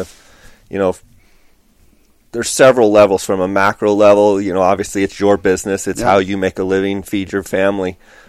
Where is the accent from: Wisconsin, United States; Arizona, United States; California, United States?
Arizona, United States; being a desert rat from Arizona